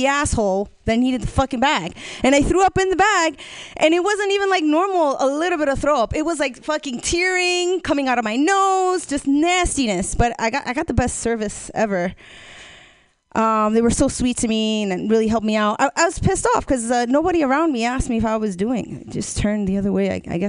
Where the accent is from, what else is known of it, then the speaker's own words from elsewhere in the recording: New Jersey, United States; now in Oakland, United States; I'm originally from New Jersey, and my grandma, she keeps wanting to convince me to move back